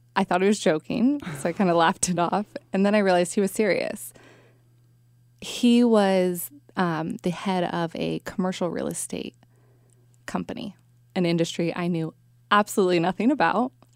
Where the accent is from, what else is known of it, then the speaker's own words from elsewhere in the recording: Bay Area, California, United States; I grew up in the Bay Area, lived here my whole life